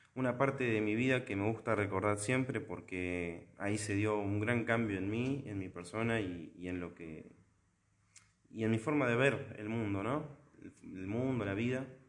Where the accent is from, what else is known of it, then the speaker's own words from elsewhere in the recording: La Plata, Buenos Aires Province, Argentina; la Arquidiócesis de La Plata, que es donde, de donde soy yo